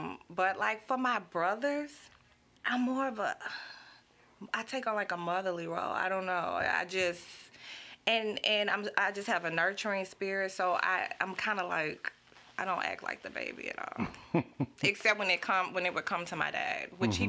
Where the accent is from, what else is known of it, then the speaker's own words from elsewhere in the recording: Baton Rouge, Louisiana, United States; Man, especially South Baton Rouge was a great place.